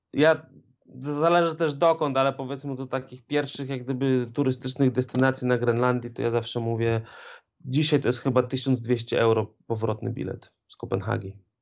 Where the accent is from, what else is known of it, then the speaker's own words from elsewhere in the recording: Poland; moved away as an adult; now in Greenland; ja też pochodzę z małego miasteczka